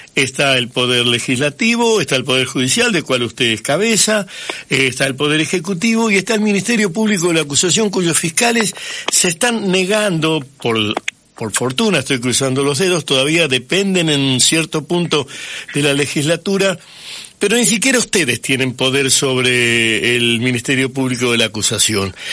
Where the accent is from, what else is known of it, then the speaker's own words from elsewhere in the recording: Santa Fe, Argentina; yo soy nacido en Santa Fe, hincha de Colón